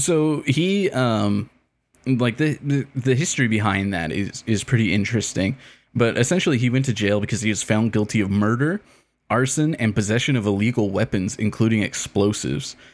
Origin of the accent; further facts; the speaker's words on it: Canada; as a Canadian